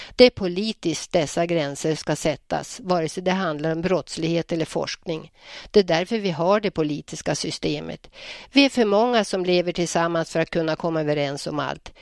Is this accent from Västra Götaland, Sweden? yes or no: no; Njurundabommen, Västernorrland County, Sweden; also born or lived in Hallstahammar / Örnsköldsvik; now in Bönhamn, Sweden; Njurundabommen var min uppväxtplats